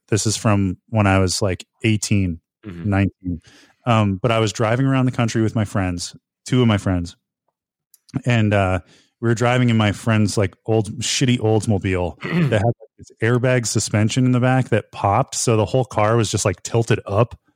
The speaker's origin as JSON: {"language": "English", "region": "northeastern Pennsylvania", "country": "United States", "tie": "born or raised there", "moved": "yes", "said": "it takes place in northeastern Pennsylvania and the area code is the same for my hometown."}